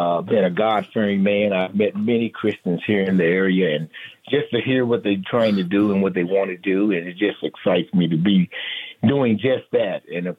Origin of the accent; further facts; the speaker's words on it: Kansas City, Missouri, United States; moved away as an adult; also born or lived in California; now in Las Vegas, United States; I am from Kansas City, Missouri, born and raised